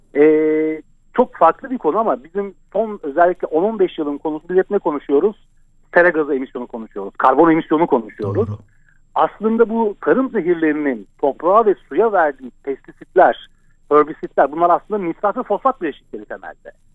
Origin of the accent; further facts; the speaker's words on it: Ankara, Turkey; Ben e, Ankara'da büyüdüm.